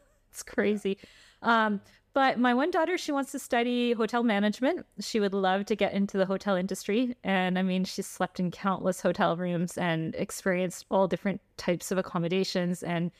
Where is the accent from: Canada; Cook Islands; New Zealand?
Canada; also born or lived in Switzerland / Florida, United States; Yeah. So like, just to clarify, we're actually Canadian and Swiss.